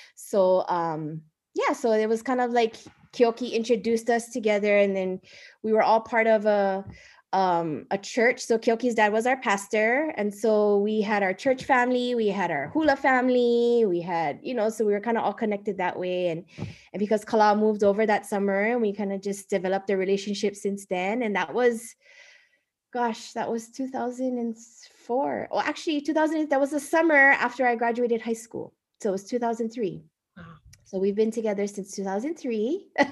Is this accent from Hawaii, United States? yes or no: yes; Kaneohe, Hawaii, United States; moved away as an adult; now in Hilo, United States; I am originally from Kaneohe, Oahu